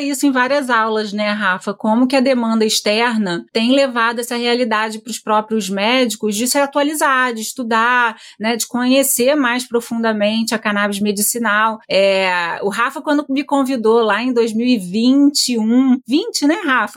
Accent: Campos dos Goytacazes, Rio de Janeiro, Brazil; A gente é de Campos dos Goitacazes

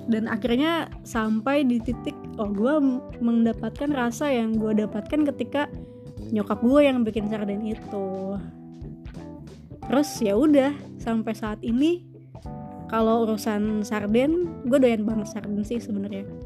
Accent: West Java, Indonesia; jangankan dari Manado gitu kadang ya gue sendiri dari Sunda

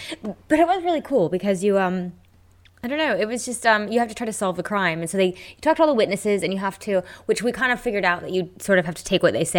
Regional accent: United States; I'm American.

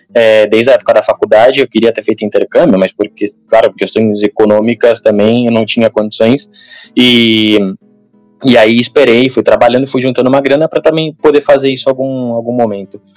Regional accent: Santos, São Paulo, Brazil; moved away as an adult; now in Barcelona, Spain; sou de Santos, na verdade. É, fui para São Paulo para para estudar e depois eu fiquei trabalhando

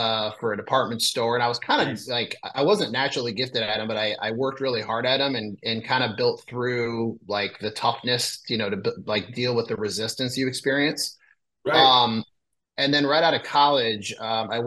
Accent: a small town in northern Illinois, United States; also born or lived in Chicago suburbs, Illinois; I'm from a small town in northern Illinois. I'm based out of a kind of a far northwest suburb of Chicago

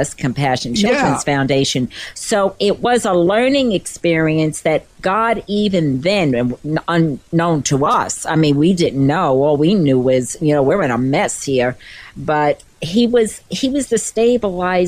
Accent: New York, United States; moved away as an adult; also born or lived in Florida; we were born and raised in New York, and I was going to die in New York.

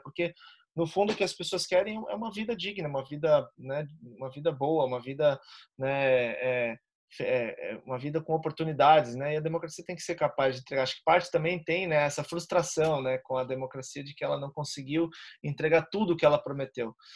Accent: Florianópolis, Santa Catarina, Brazil; eu sou aqui de Florianópolis, Santa Catarina.

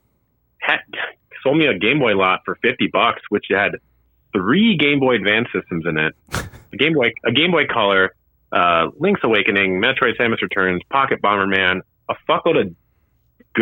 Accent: Wadsworth, Illinois, United States; now in Chicago, United States; my hometown of Wadsworth, Illinois

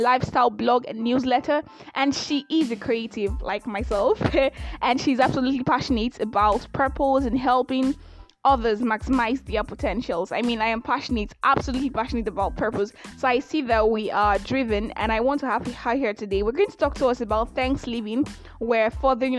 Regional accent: Nigeria; I'm that Nigerian Christian alcoholic

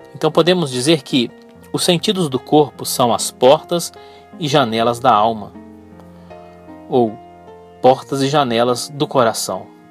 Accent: Brazil; eu sou brasileiro

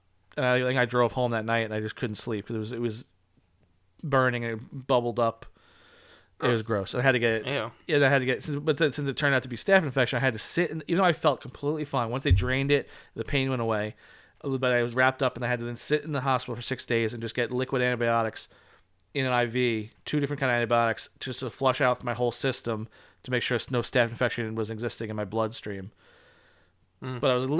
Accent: Alabama, United States; I'm 16, and I'm from Alabama.

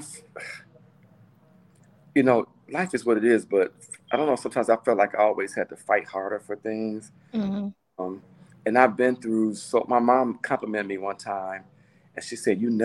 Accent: Gary, Indiana, United States; now in Minneapolis, United States; My hometown is Gary, Indiana, born and raised, and I now reside in the Minneapolis, Minnesota area

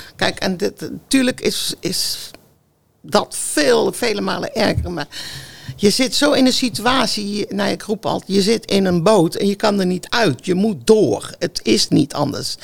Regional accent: North Brabant, Netherlands; moved away as an adult; now in Gouda, Netherlands; ik kom uit Brabant

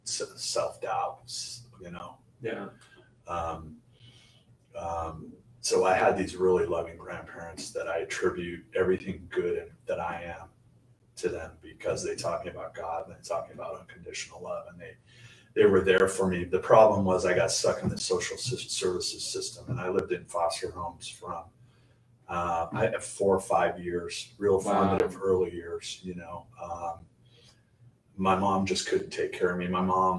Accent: Santa Monica, California, United States; I was born in Santa Monica, California in 1965

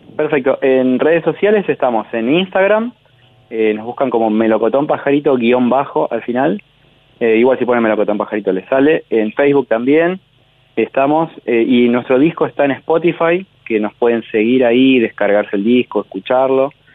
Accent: Santa Fe, Argentina; moved away as an adult; now in Buenos Aires, Argentina; los dos integrantes que somos de Santa Fe vivimos acá hace como 15 años también

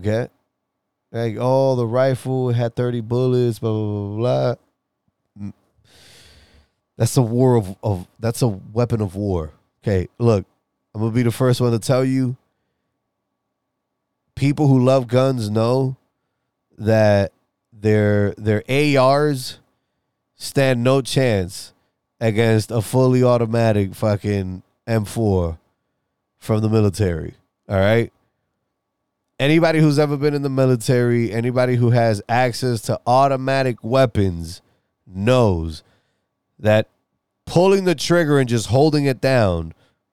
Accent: New York City, New York, United States; I'm from New York City

